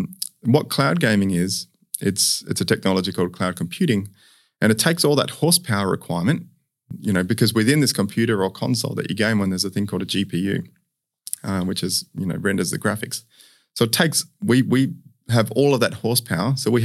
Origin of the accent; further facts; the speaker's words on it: Perth, Western Australia, Australia; also born or lived in Sydney; I was born in Sydney, but we moved here when I was three, so I very much from Perth.